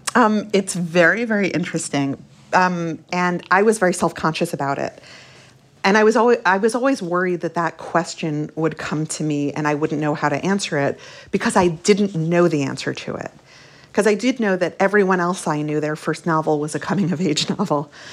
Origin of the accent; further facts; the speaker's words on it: Brooklyn, New York, United States; also born or lived in Long Island; When we moved to Brooklyn from Long Island, which is where we lived briefly while my parents were married